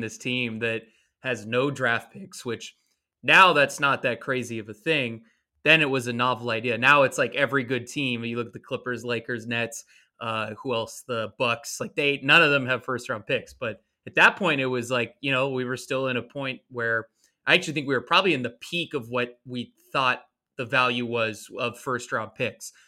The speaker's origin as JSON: {"language": "English", "region": "California", "country": "United States", "moved": "as an adult", "lives_now": "New York, United States", "said": "I'm from California originally."}